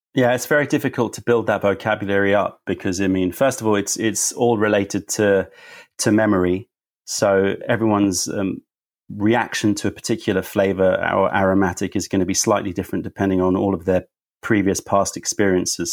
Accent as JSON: {"language": "English", "region": "London", "country": "United Kingdom", "also_born_or_lived": "United States", "said": "being a Londoner"}